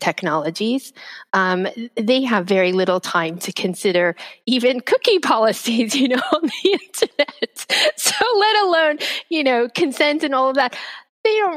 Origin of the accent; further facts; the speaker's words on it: United States; moved away as an adult; now in United Kingdom; As an American who has been living in the UK now for 20 years, or 20 years, 18 years, almost 20